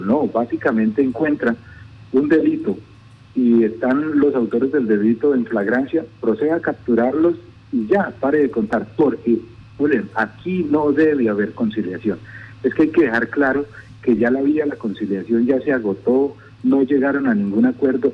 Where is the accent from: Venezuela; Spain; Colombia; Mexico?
Colombia; Maní, Casanare; soy de Maní